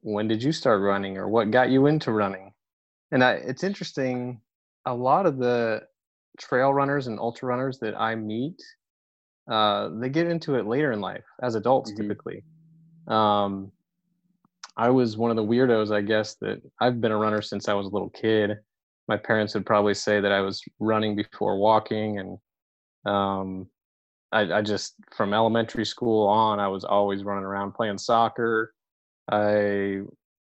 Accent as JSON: {"language": "English", "town": "San Francisco", "region": "California", "country": "United States", "tie": "born or raised there", "moved": "yes", "said": "I grew up in San Francisco"}